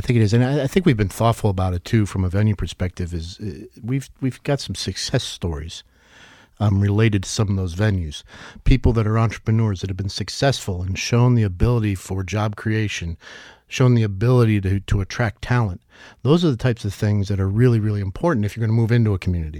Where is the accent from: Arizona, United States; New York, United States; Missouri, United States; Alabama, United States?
New York, United States; moved away as an adult; now in Northwest Arkansas, United States; as a New Yorker that moved here, uh, a couple decades ago